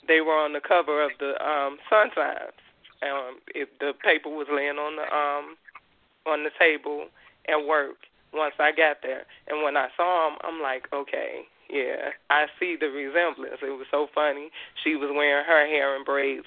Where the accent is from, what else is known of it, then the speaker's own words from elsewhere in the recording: Chicago, Illinois, United States; born and raised in Chicago, okay. Illinois